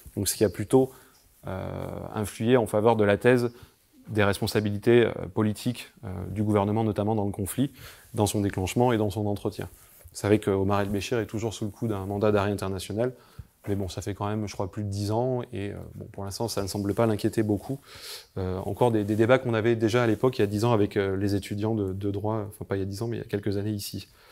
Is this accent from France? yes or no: yes; Carpentras, Provence-Alpes-Côte d'Azur, France; je viens de Carpentras à la base